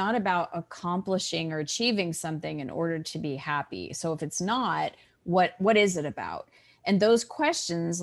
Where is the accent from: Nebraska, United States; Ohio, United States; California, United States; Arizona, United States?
Arizona, United States; Scottsdale; I was born and raised in Scottsdale, Arizona